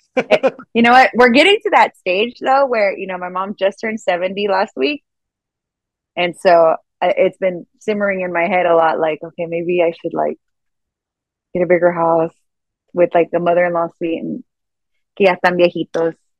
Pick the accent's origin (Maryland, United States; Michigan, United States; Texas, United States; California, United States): Texas, United States; Eagle Pass; moved away as an adult; I went to Eagle Pass, it's my hometown